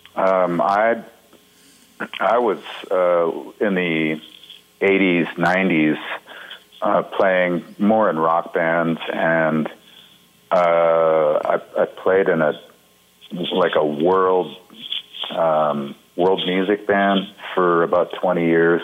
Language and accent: English; Montana, United States; When I was growing up in Montana